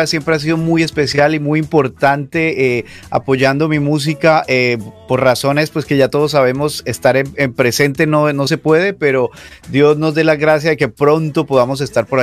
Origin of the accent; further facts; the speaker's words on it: Cali, Valle del Cauca, Colombia; moved away as an adult; also born or lived in Sevilla, Colombia; now in Miami, United States; yo soy colombiano de la ciudad, eh, nací en Sevilla, crecí en Cali, eh, me dediqué a la música desde muy pequeño